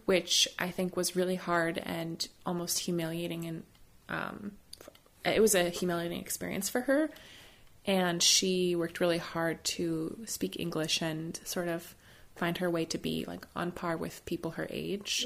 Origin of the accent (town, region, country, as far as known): United States